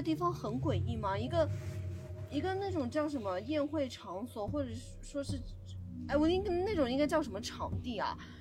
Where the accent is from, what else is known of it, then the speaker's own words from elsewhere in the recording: Gejiu, Yunnan, China; 我身在一个工业城市